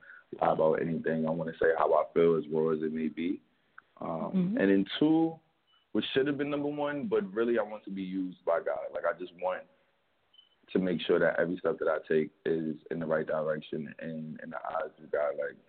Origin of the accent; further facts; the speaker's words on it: Lithonia, Georgia, United States; also born or lived in Harlem, New York; now in New York, United States; I was in Latonia, Georgia for about 10 years. I grew up down there.